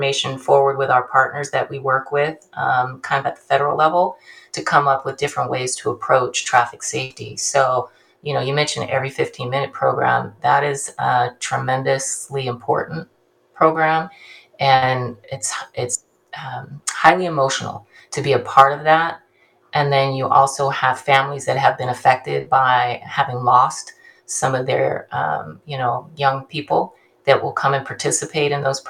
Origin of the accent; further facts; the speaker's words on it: Bakersfield, California, United States; also born or lived in Ontario, California / Ventura, California / Hayward, California; I'm from Bakersfield, which is Central California